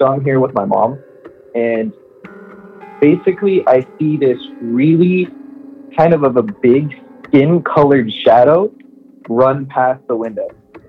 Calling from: Miami, Florida, United States; I'm calling from Miami.

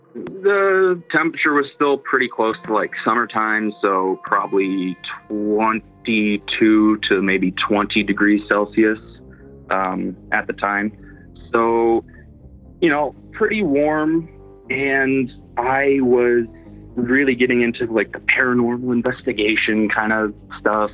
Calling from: Iowa, United States; I'm calling from Iowa, Midwest USA

